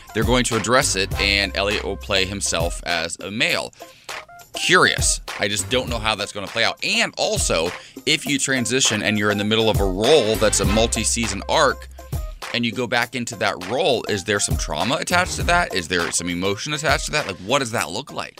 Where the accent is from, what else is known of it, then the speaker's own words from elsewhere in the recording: Ohio, United States; moved away; I'm from Ohio